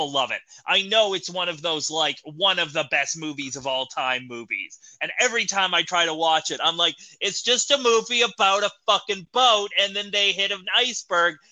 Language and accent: English; Canada; As a Canadian